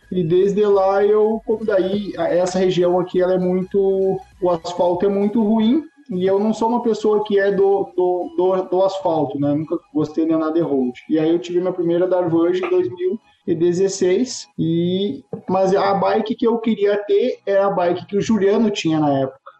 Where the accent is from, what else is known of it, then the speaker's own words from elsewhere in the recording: Santa Maria, Rio Grande do Sul, Brazil; now in Ijuí, Brazil; Eu, eu sou natural de Santa Maria, aqui no Rio Grande do Sul